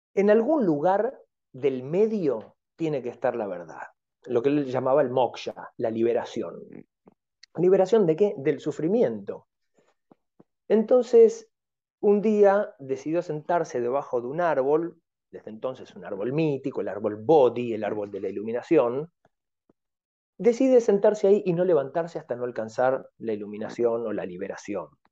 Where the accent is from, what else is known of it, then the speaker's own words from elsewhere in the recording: Tigre, Buenos Aires Province, Argentina; Yo soy este, nativo de Tigre, de la ciudad de Tigre